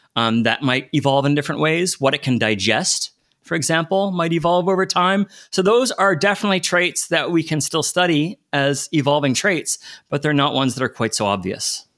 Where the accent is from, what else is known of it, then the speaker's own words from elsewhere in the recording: United States; I grew up in the States